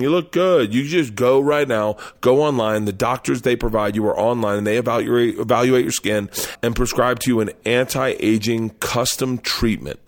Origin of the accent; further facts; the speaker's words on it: the South, United States; I grew up in the South